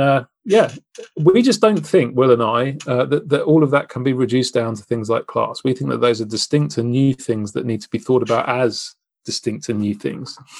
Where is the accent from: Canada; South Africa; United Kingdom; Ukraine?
United Kingdom; as a Brit